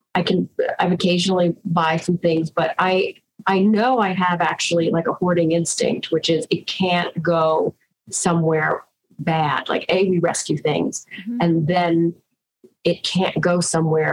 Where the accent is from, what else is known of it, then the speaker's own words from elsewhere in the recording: New York, United States; we're from New York